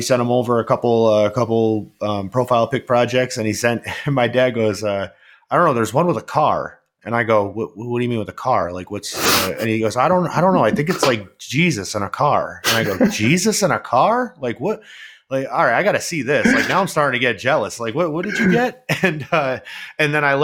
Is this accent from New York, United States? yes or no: yes; Albany, New York, United States; I was from Albany